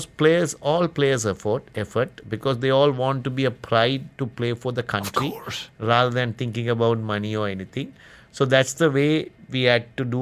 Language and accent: English; Kandy, Central Province, Sri Lanka; also born or lived in Colombo; I am from Kandy, a little far away. I have to come to Colombo.